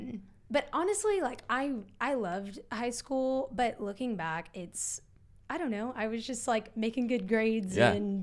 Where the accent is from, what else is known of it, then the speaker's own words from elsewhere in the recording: Plano, Texas, United States; Originally from Plano, Richardson area.